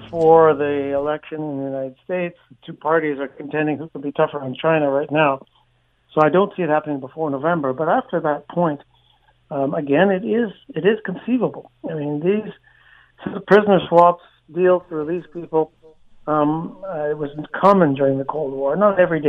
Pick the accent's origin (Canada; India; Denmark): Canada; as a Canadian